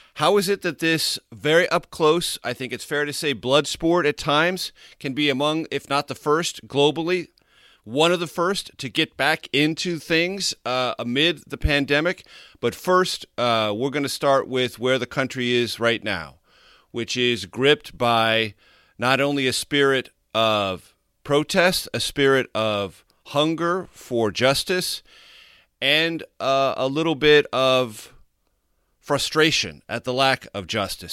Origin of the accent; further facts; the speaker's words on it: San Diego, California, United States; my hometown in San Diego